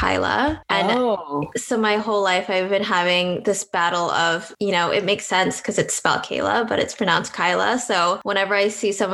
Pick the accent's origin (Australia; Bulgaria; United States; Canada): Canada; Vancouver, British Columbia; now in Toronto, Canada; So I'm from Vancouver, but I moved to Toronto